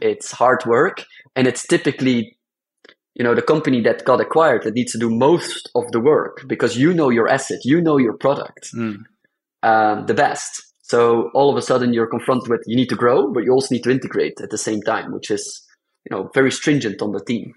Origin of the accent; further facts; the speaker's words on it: Belgium; I come from Belgium